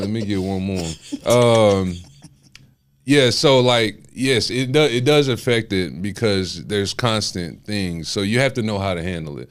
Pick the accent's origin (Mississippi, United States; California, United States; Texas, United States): Texas, United States; Houston; also born or lived in West Palm Beach, Florida / Guyana (parents); I've been here my whole life